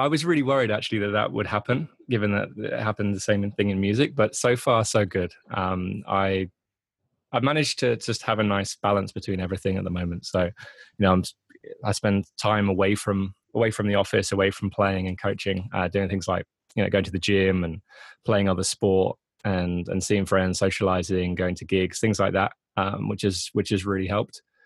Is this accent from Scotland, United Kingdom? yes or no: no; Grantham, East Midlands, United Kingdom; also born or lived in Netherlands / London; now in Leeds, United Kingdom; moved moved to England when I was three months old. I was born in the Netherlands, um, but I uh, yeah I've lived here pretty much my whole life. I used to live uh, in a place called Grantham near Nottingham